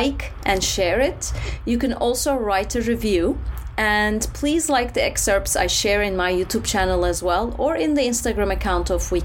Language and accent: English; Turkey; I'm from Turkey